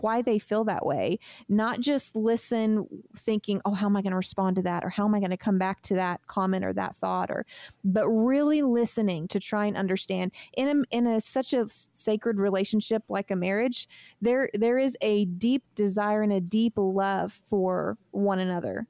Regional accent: United States; We're American

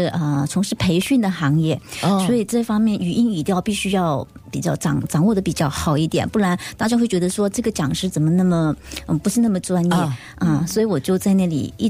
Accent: Malaysia; accent: Malaysian; 因为我本身是呃来自马来西亚，华语讲的不是很标准。

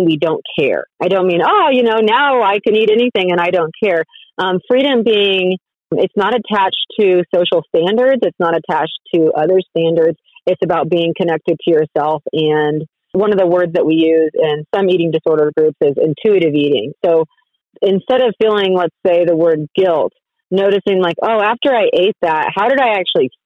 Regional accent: Colorado, United States; moved away as an adult; also born or lived in Texas; I'm from Colorado, and then I went to undergrad at Baylor University

